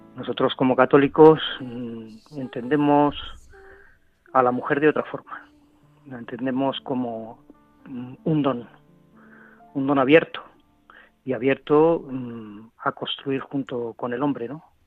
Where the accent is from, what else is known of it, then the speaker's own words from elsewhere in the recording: Madrid, Community of Madrid, Spain; Pues yo estoy en Madrid. soy de Madrid. Nací aquí hace 54 años y aquí llevo